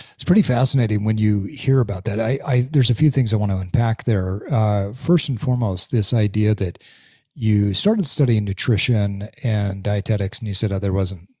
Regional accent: Utah, United States; I grew up in Utah. I've lived here the majority of my life

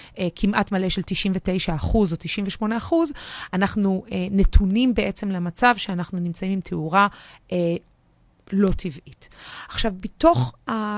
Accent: Tel Aviv, Tel Aviv District, Israel; בתור תל אביבית במקור

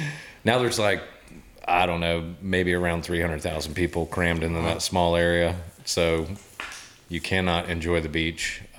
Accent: Wilmington, North Carolina, United States; also born or lived in San Diego / Florida; now in Asheville, United States; I grew up in Wilmington, North Carolina

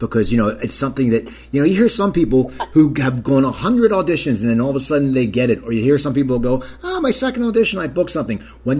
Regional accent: New Jersey, United States; because I'm from New Jersey

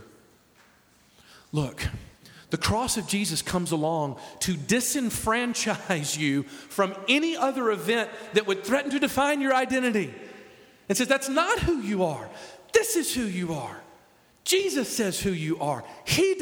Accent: the South, United States; I'm a Southerner

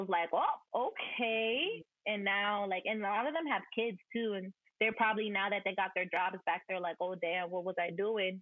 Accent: Perth Amboy, New Jersey, United States; I'm from Perth Amboy

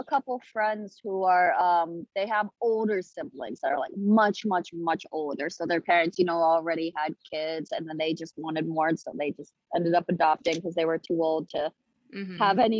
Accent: Wuhu, Anhui, China; oh, I'm from Anhui province. And they'd ask me what city, and I'd say Wuhu.

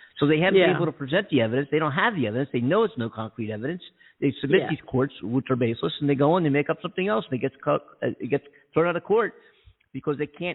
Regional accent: Philadelphia, Pennsylvania, United States; now in Los Angeles, United States; I think in Pennsylvania or Philadelphia, in my hometown

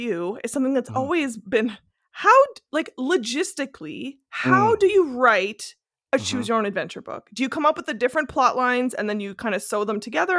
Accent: Northern Ontario, Canada; first language French; English is a second language; No, I am from Northern Ontario, which has the most amount of French people anywhere outside of Quebec.

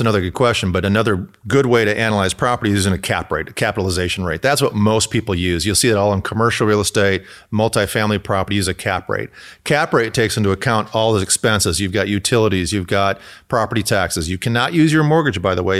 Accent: Michigan, United States; now in California, United States; I'm from Michigan

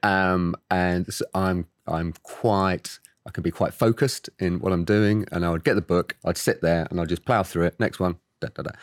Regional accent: Oxford, South East England, United Kingdom; I was born and raised in the U K, in Oxford.

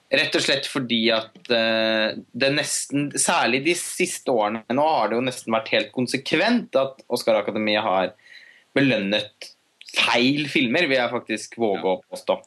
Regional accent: Norway; her hjemme i Norge

